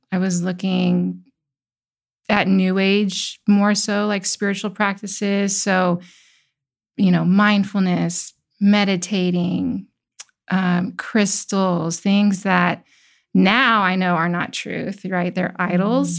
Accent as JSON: {"language": "English", "region": "Midwest", "country": "United States", "tie": "born or raised there", "also_born_or_lived": "California", "moved": "yes", "lives_now": "Tennessee, United States", "said": "I grew up in the Midwest, and I, you know, played outside until the streetlights came on"}